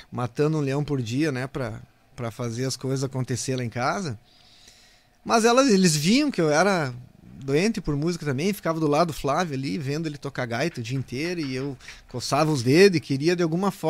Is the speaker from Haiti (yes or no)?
no; Passo Fundo, Rio Grande do Sul, Brazil; moved away